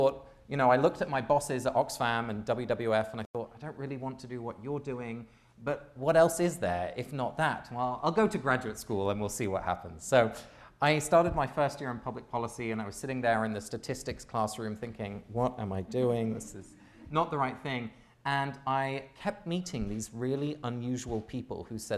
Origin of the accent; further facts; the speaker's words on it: England, United Kingdom; moved away as an adult; I grew up in England.